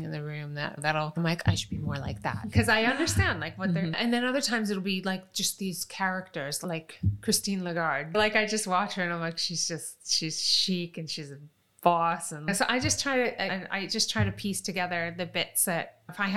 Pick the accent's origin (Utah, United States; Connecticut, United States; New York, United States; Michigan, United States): New York, United States; Rochester; moved away as an adult; also born or lived in Long Island, New York; now in London, United Kingdom; It was a good town that we eventually settled in. It had decent schools. It was safe, but it was Rochester, New York.